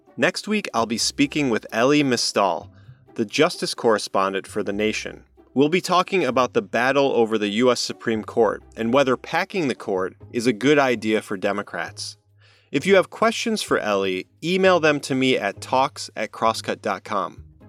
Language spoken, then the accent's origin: English; Midwest, United States; I'm from the Midwest